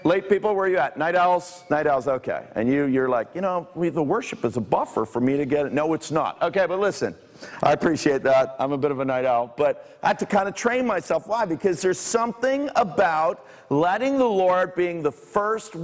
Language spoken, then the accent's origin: English; Bournemouth and Guildford, South East England, United Kingdom; also born or lived in Toronto, Canada / near Southampton; now in Canada; I grew up in Bournemouth and Guildford